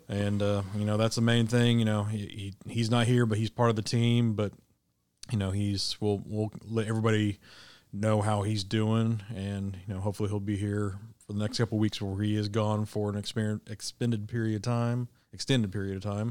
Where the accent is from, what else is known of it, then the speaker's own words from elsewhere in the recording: Midwest, United States; now in Arkansas, United States; growing up in the Midwest